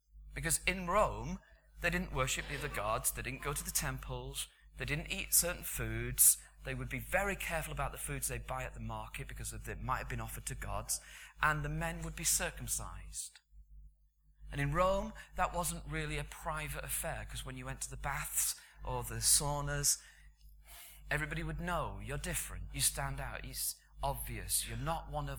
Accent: United Kingdom; because we're British

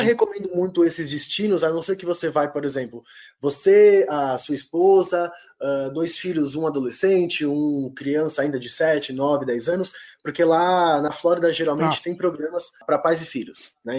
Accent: São Paulo, Brazil; Sou paulistano

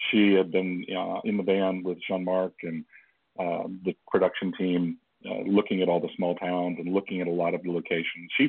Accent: Flushing, New York, United States; in Flushing oh, Flushing. Way. I'm born

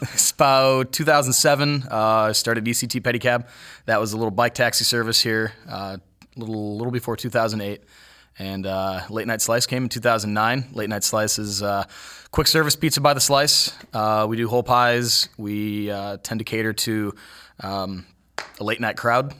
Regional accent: Cuyahoga Falls, Ohio, United States; moved away as an adult; also born or lived in Las Vegas / San Diego; now in Columbus, United States; I came down here from Cuyahoga Falls, Ohio, which is a little bit, little bit south of Cleveland.

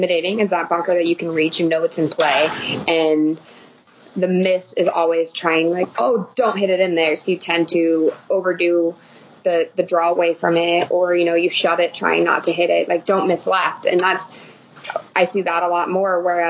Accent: Reno, Nevada, United States; I'm from Reno

